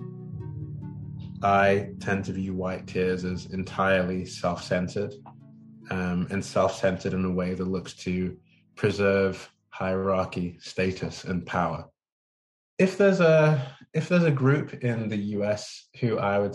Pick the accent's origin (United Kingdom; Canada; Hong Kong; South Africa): United Kingdom; Manchester, North West England; moved away as an adult; now in California, United States; I grew up in Manchester in England.